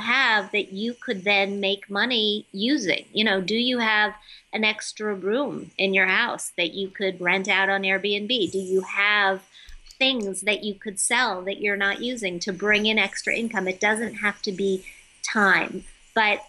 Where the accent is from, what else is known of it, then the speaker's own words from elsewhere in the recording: Midwest, United States; growing up in the Midwest where nobody talks about this stuff